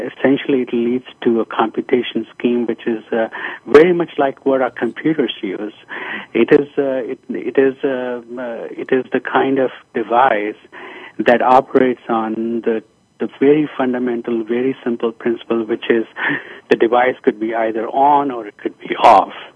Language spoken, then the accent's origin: English; India; moved away as an adult; I was born in India